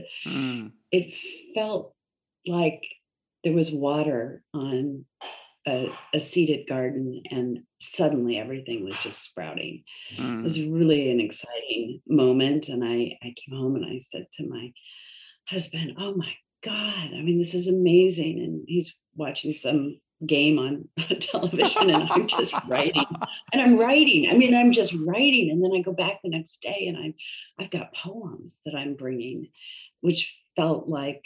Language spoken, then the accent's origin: English; Seattle, Washington, United States; moved away as an adult; I grew up in Seattle, which is where I live now, but in between, I lived all over the place